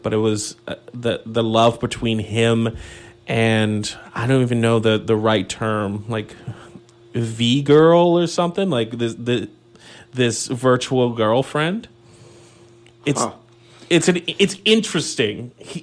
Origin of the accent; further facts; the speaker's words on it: Saint John, New Brunswick, Canada; now in Sackville, Canada; My hometown, my alma mater